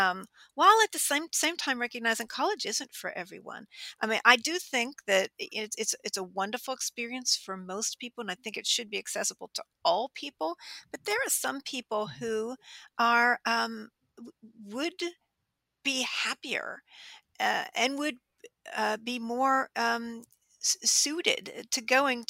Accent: outside of Pittsburgh, Western Pennsylvania, United States; I grew up in Western Pennsylvania, outside of Pittsburgh

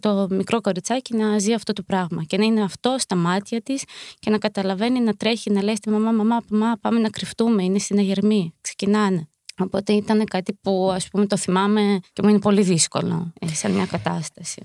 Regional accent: Ukraine; now in Greece; είμαστε από την Ουκρανία και έχουμε έρθει λόγω του πολέμου

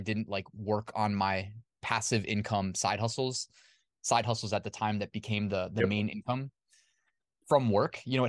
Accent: Northern Virginia, United States; I grew up in Northern Virginia, like went to school here. So I have like my high school friends, my college friends, everybody's kind of here. My family's here.

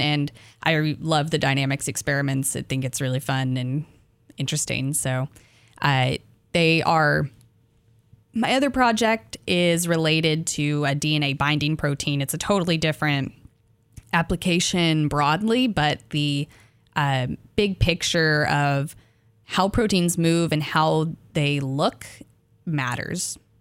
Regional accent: Arkansas, United States; I'm from Arkansas

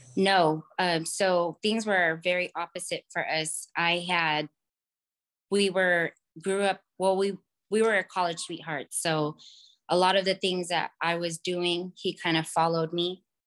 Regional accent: California, United States; also born or lived in Los Angeles; I grew up in California, but moved to L A when I was seventeen

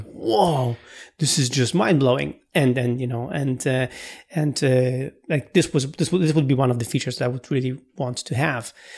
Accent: Poland; English is a second language

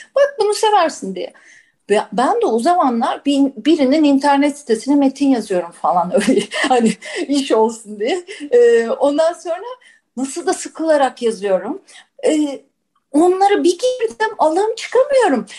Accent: Istanbul, Turkey; 3-4 kuşak İstanbullu olmak, Bakırköylü olmak, onun tarihini araştırmak, alem de öyledir mesela benim. Ya şurada doğduk, şurada büyüdük

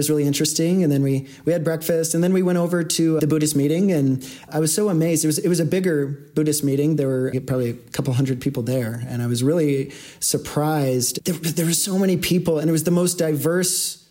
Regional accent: Portland, Oregon, United States; now in Denver, United States; I was born in Portland, Oregon, and grew up, you know, with two parents who were never married

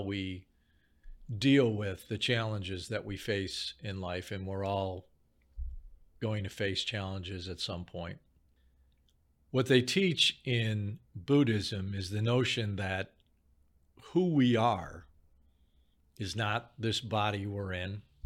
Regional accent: Chicago, Illinois, United States; I grew up in Chicago

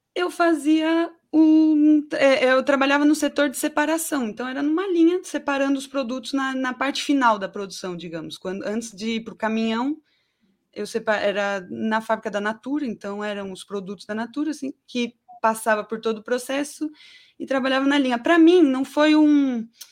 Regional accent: São Paulo, Brazil; also born or lived in Guarulhos; Eu nasci em São Paulo, capital. O primeiro lugar que eu morei foi na Vila Nive, mas até os 12 anos eu morei no Gopouva, em Guarulhos

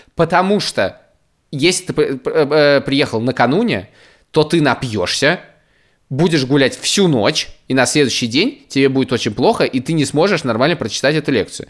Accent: Moscow, Russia; moved away as an adult; now in Riga, Latvia; это же Москва, родной город, я в нем не живу

